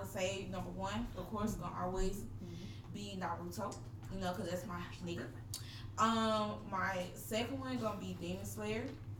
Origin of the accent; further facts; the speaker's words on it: Atlanta, Georgia, United States; I'm from Atlanta, Georgia.